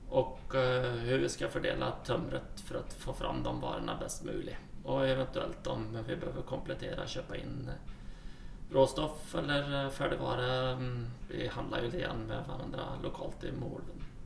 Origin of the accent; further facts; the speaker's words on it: Sweden; moved away as an adult; now in Norway; Jeg kommer ursprungelig fra Sverige